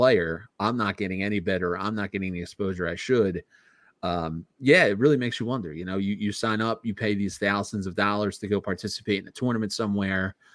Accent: Philadelphia, Pennsylvania, United States; moved away as an adult; now in Warrington, United States; growing up in Philadelphia, you know, in a row home

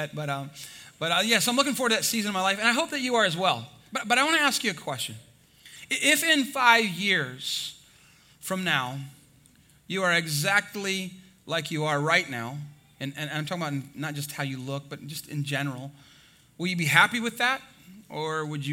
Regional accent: Texas, United States; I'm from Texas

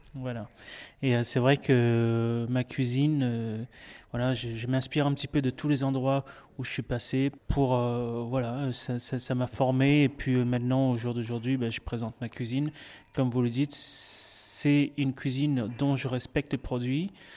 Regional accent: Réunion; now in Bagnols, France; je suis originaire de l'île de la Réunion, comme vous avez dit, et puis euh, je suis parti de, là-bas. Maintenant, ça fait 14 ans

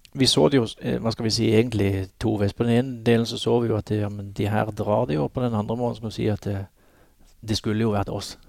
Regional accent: Norway

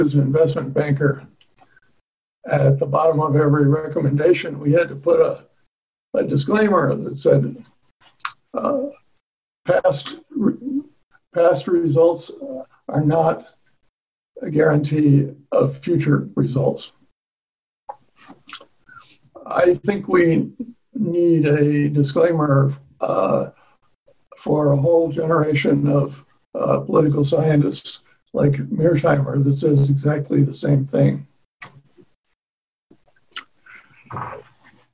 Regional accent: United States; an American

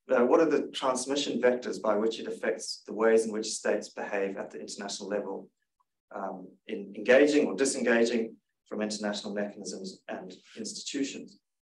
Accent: Zimbabwe; now in Canberra, Australia; I grew up in Zimbabwe

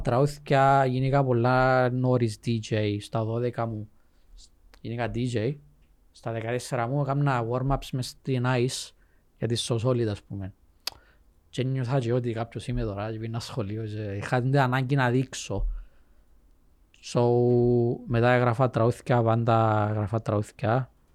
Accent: Cyprus; Greek is a second language; also born or lived in England; Ήμουν μητσής, ξέρεις, ε, εγώ δεν καταλαβαίνω να μιλήσει σχεδόν. Ήρθαμε Κύπρο.

